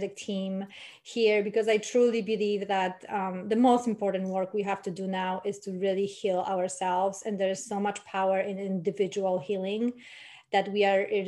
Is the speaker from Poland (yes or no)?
yes; Poland; I come from Poland